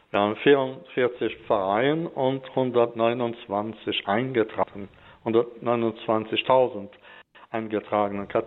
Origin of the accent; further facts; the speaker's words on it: Grand Est, France; moved away as an adult; now in Sweden; Und natürlich bin ich im Elsass aufgewachsen, ganz äh, traditionell in der katholischen Kirche.